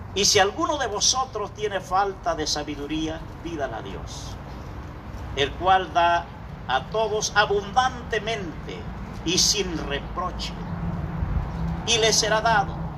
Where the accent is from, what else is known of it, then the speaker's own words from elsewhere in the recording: Acapulco, Guerrero, Mexico; moved away as an adult; nosotros somos de Acapulco, Puerto orilla al mar